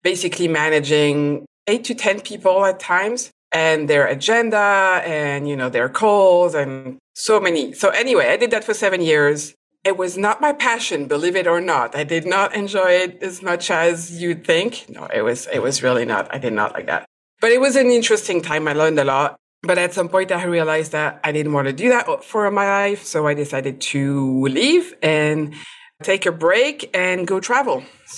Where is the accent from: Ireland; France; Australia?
France; English is a second language; now in United States; I am a food and product photographer. I am originally from France, but I moved a lot. But currently I am in the US, in Virginia, close to Washington, D.C.